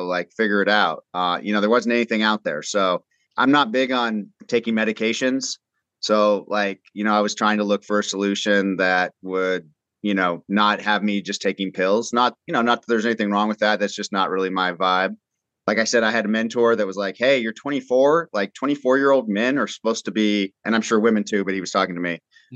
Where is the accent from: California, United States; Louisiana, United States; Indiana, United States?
California, United States; Southern; I grew up in Southern California